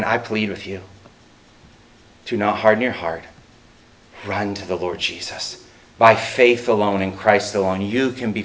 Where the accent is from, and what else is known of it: United States